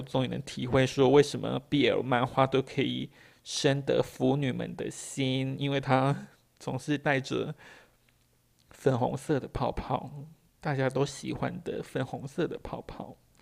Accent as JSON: {"language": "Chinese", "country": "Taiwan", "said": "我们台湾人"}